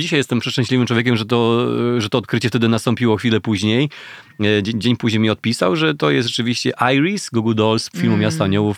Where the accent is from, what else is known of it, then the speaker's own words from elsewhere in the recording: Gorzów Wielkopolski, Lubusz Voivodeship, Poland; now in Warsaw, Poland; w Gorzowie Wielkopolskim, na osiedlu Staszica, skąd pochodzę w ogóle